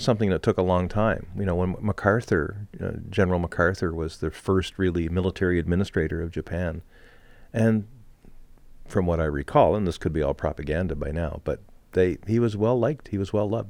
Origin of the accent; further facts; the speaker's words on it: Montreal, Quebec, Canada; moved away; also born or lived in New Hampshire; Growing up in Montreal